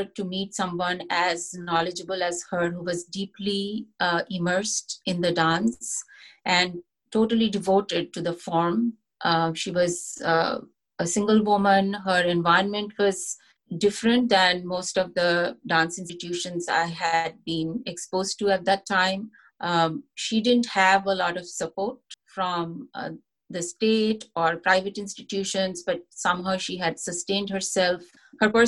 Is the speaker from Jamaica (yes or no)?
no; India; moved away as an adult; also born or lived in Kolkata; now in United States; I was born and brought up in India